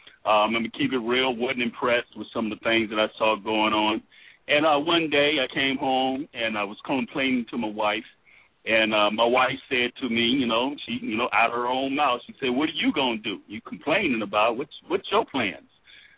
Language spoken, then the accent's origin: English; Miami, Florida, United States; moved away as an adult; now in Louisville, United States; I'm not originally from Louisville, Kentucky. I'm from Miami, Florida, and retired here from Fort Knox